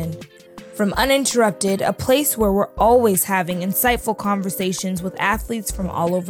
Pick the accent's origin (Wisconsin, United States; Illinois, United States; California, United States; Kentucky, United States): California, United States; Los Angeles; podcast producer at Uninterrupted. As a young black woman born and raised in Los Angeles